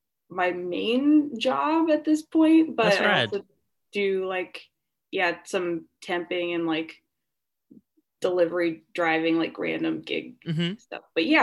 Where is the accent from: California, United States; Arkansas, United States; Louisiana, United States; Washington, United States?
Washington, United States; Seattle; moved away as an adult; now in Los Angeles, United States; I'm from the Seattle area originally, and I moved to LA about 4 years ago.